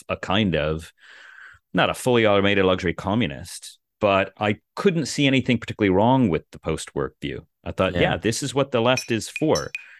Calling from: Cambridge, Massachusetts, United States; I'm here in the actual People's Republic of Cambridge, Massachusetts.

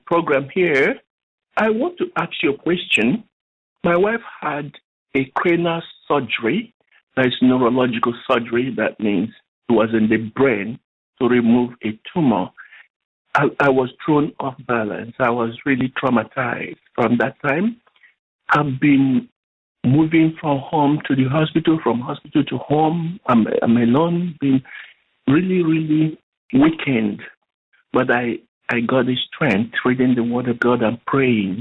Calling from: Canada; I'm calling from Canada.

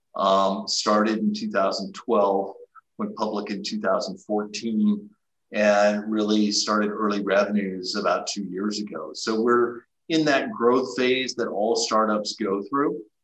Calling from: Austin, Texas, United States; I'm calling you from Austin, Texas

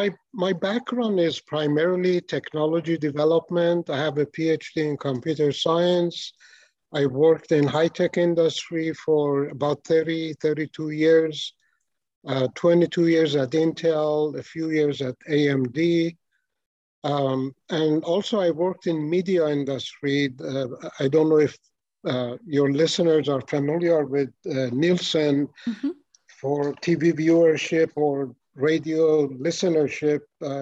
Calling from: Columbus, Ohio, United States; I'm calling from Columbus, Ohio. I've been here for about 8 years in Ohio.

